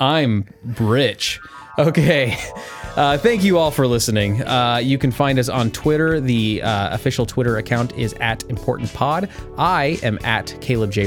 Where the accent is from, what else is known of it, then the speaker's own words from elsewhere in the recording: Kansas, United States; the small town of, that we grew up in in Kansas